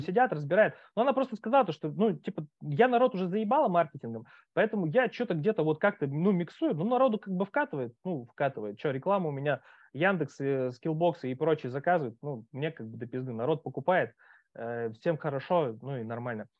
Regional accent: Khabarovsk, Khabarovsk Krai, Russia; moved away as an adult; now in Moscow, Russia; я сам с Дальнего Востока, когда уехал, там ну, у нас там вот в Хабаровске

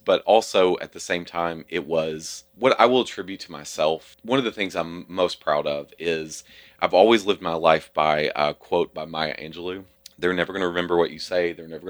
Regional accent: Kentucky, United States; everybody there was like, where are you from? And I'm like, Kentucky.

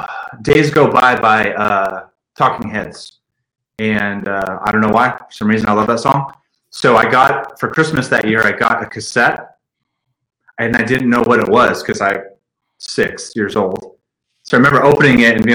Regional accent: Stockton, California, United States; A little place called Stockton, California. It's northern

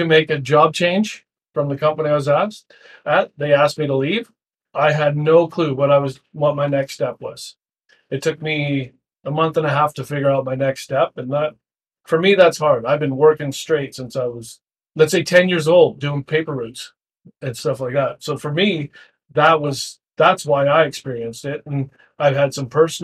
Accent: Abbotsford, British Columbia, Canada; growing up in Abbotsford

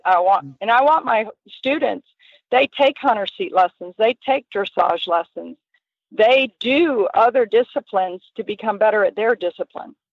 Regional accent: Southern Pines, North Carolina, United States; I grew up in Southern Pines, which really is a hunter jumper

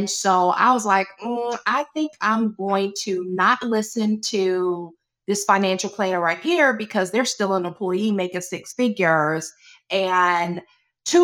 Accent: Charles County, Maryland, United States; I grew up in Charles County, Maryland

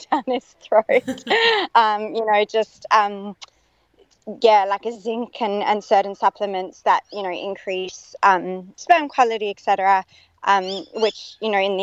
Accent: Perth, Western Australia, Australia; also born or lived in South Africa / United States; now in Sydney, Australia; So I am living in Sydney currently, but I was born in South Africa, raised in Perth

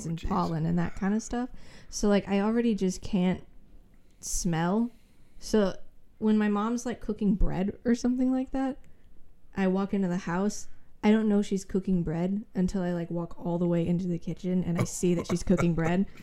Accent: Yakima, Washington, United States; moved away; I was born in Yakima, so it's like it snows every winter over there.

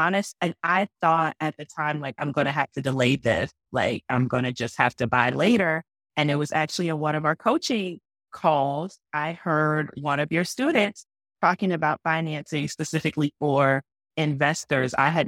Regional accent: Atlanta, Georgia, United States; moved away; I'm from Atlanta, still have family in Atlanta.

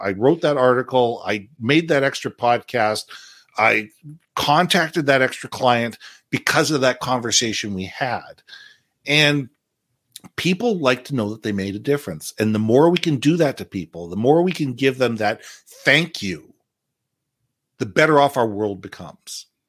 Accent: Canada; also born or lived in United States; as a Canadian, I'm a Canadian and American

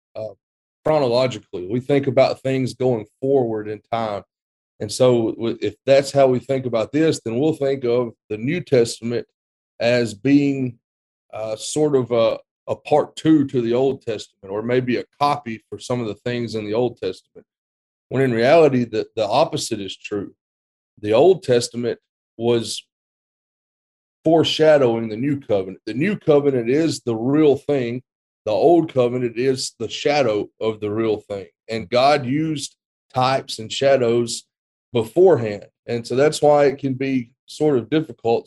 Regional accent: West Alabama, United States; moved away as an adult; also born or lived in Memphis, Tennessee; now in Roscoe, Texas, United States; I'm originally from West Alabama, not too far from where Houston grew up

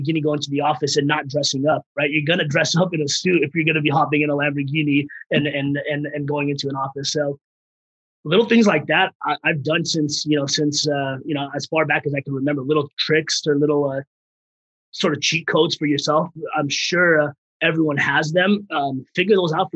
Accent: Bay Area, California, United States; English is a second language; also born or lived in Afghanistan; I came in here when I was 4 years old from Afghanistan to the Bay Area, didn't speak a lick of English

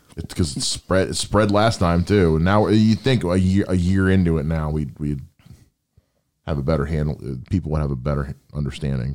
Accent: United States; I'm an American

